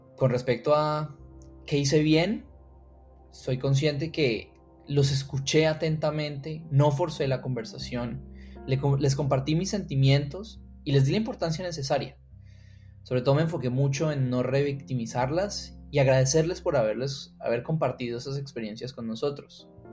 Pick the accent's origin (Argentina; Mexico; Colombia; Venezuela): Colombia; Cali, Valle del Cauca; soy caleño